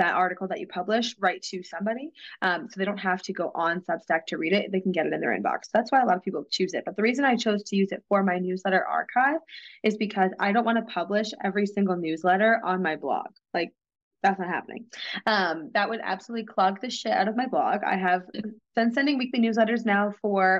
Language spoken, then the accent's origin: English; New England, United States; I'm from New England